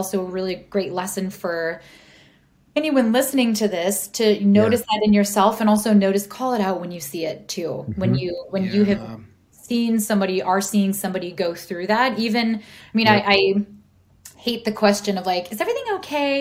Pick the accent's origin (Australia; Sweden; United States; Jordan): United States; Midwest; moved away; I grew up in the Midwest